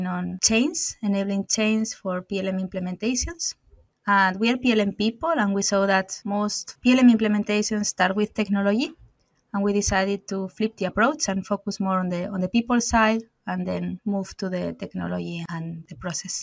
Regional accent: Bilbao, Basque Country, Spain; moved away as an adult; also born or lived in Finland / Portugal; now in Germany; I'm from Spain, from Bilbao, from the Basque Country.

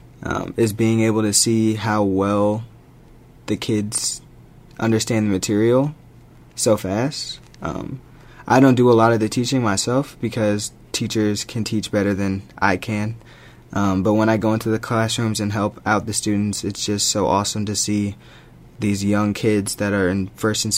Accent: St. Louis, Missouri, United States; I'm from St. Louis, Missouri.

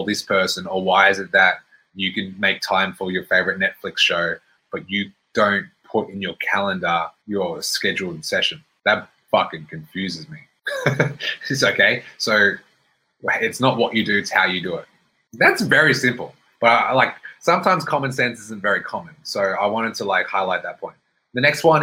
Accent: Brisbane, Queensland, Australia; now in Melbourne, Australia; So I lived in Melbourne. I was born in Melbourne. I grew up in Brisbane. I came back to Melbourne.

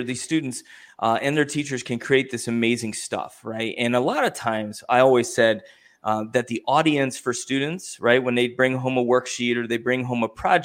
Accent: Ohio, United States; I'm from Ohio.

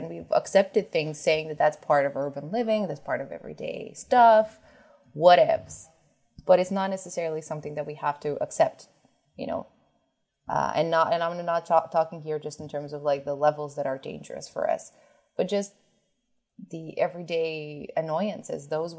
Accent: New York City, New York, United States; Like I grew up in a city, you know, I grew up in New York City.

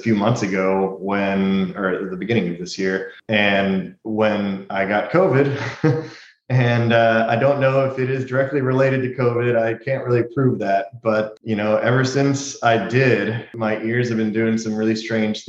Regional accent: Houston, Texas, United States; moved away; I'm originally from Houston

